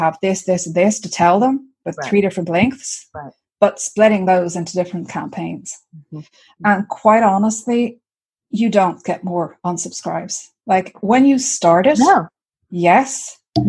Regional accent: Ireland; I am Irish.

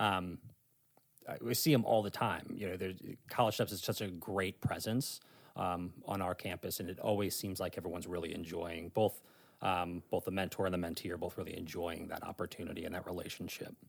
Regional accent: St. Louis, Missouri, United States; moved away as an adult; now in Northern Virginia, United States; I'm actually from the Midwest. I'm from Saint Louis, Missouri

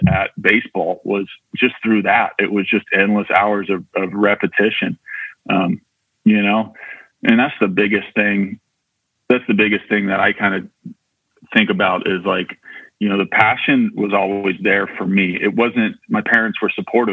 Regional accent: Loma Rica, California, United States; I grew up out in Loma Rica, which is just outside of Marysville

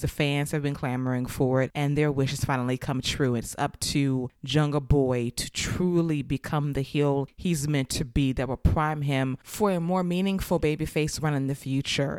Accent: Georgia, United States; my home state

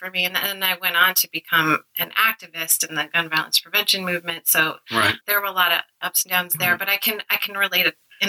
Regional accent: Westchester, New York, United States; now in New England, United States; I grew up in Westchester

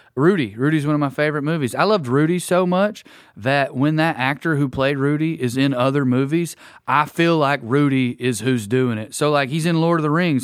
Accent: the South, United States; coming up in the South

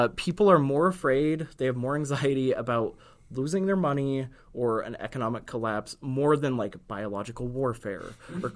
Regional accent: United States; as an American who is a poor person

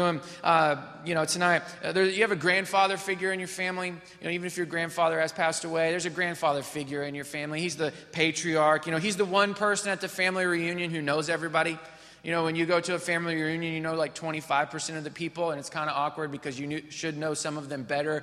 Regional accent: Missouri, United States; I grew up in Missouri.

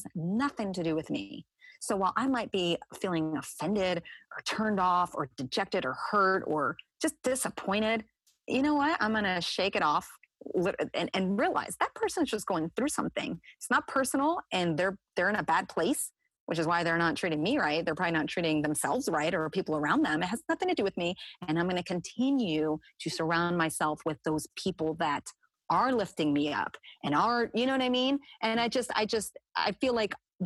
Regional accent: New Jersey, United States; I'm from New Jersey. So let me just put it out there. I can be a feisty woman just because like that's where I'm from

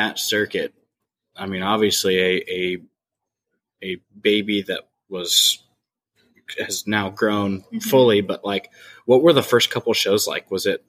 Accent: Indiana, United States; moved away as an adult; also born or lived in Illinois / Texas; growing up in Indiana, going to school in Illinois and then Texas

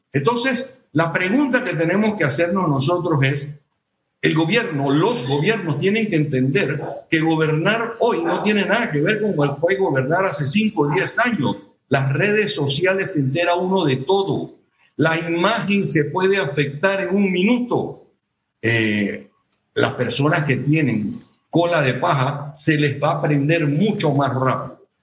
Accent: Panama; soy panameño

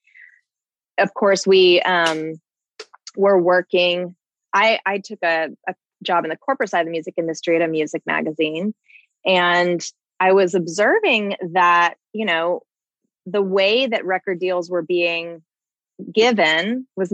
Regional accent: Southern California, United States; moved away as an adult; I am originally from Southern California. I lived there until I was 21.

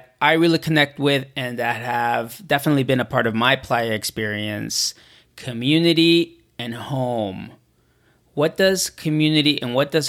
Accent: Toronto, Ontario, Canada; moved away as an adult; I grew up in Canada. I'm back, as we're recording this interview, I'm back in Toronto where I grew up.

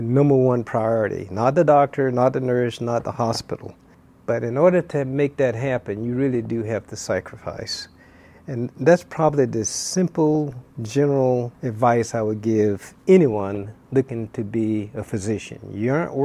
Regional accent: Florida, United States; now in Hawaii, United States; I grew up in Florida

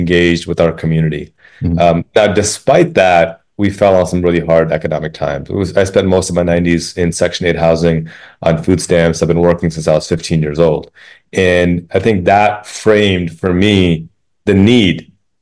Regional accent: Chicago, Illinois, United States; the mosque I attended on the south side of Chicago, 40th South Wabash on 45th and State

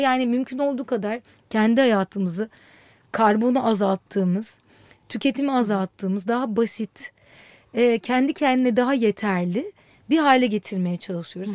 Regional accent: Istanbul, Turkey; moved away as an adult; also born or lived in Ankara; Ankara'da doğdum. Sonra da hep İstanbul'un içinde büyüdüm.

